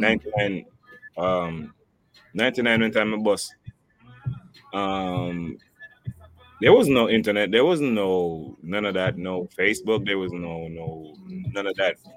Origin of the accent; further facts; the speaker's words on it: Jamaica; I'm I'm Jamaican